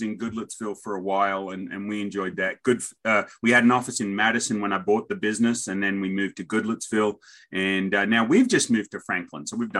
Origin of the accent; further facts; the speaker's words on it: Australia; accent: Aussie; now in Nashville, United States; I always say that wrong as an Aussie accent